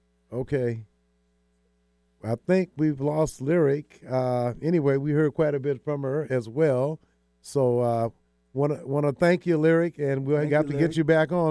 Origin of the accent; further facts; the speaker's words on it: Shreveport, Louisiana, United States; now in Seattle, United States; give a shout-out to all the … We're all from Shreveport.